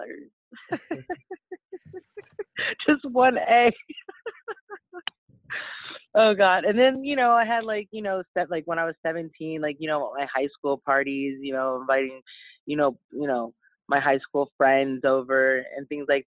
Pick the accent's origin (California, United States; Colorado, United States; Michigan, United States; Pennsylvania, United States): California, United States; Los Angeles; I was raised in Hollywood Hills, overlooking the city of Los Angeles